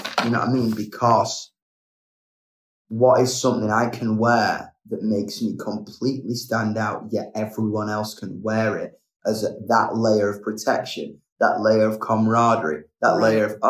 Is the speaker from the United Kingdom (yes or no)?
yes; England, United Kingdom; I love being English. I love the bite it gave me.